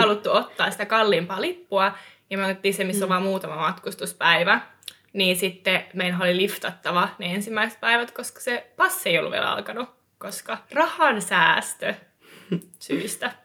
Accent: Eastern Finland, Finland; siis Itä-Suomestahan olen kotoisin myös.

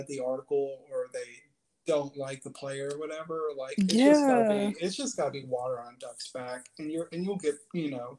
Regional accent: Chattanooga, Tennessee, United States; born and raised in Chattanooga, Tennessee

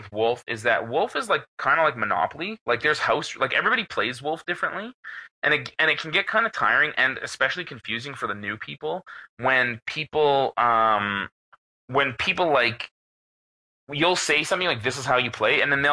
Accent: Canada; I'm from Canada

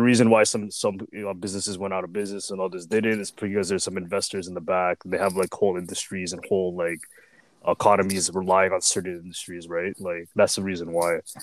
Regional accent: Canada; as much as I'm like you know Filipino, like I was born in Canada.

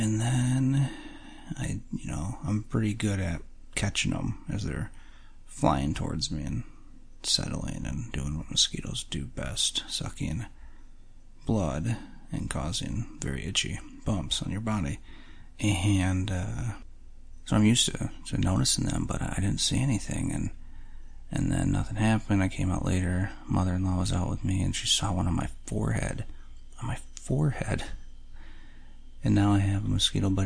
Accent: Michigan, United States; growing up in Michigan

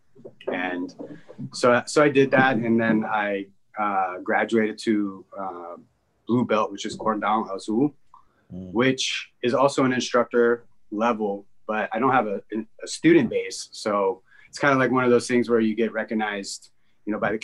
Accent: Sacramento, California, United States; now in San Francisco Bay Area, United States; I took a short trip, from about kindergarten to seventh grade, eighth grade to Sacramento with my mother

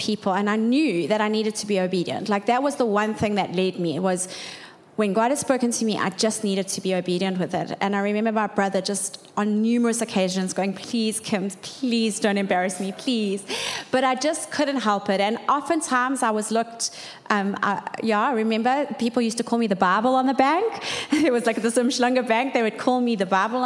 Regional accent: Durban, KwaZulu-Natal, South Africa; We grew up in Durban North

